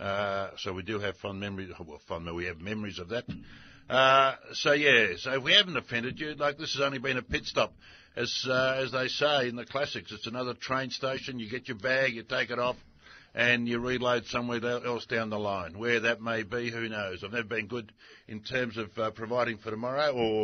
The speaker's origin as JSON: {"language": "English", "country": "Australia"}